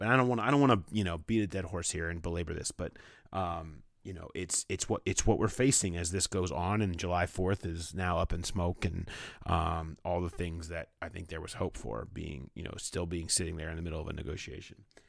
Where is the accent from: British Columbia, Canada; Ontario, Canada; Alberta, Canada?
Ontario, Canada; Toronto; moved away as an adult; I was raised in Mimico, a small neighborhood just outside of Toronto, Canada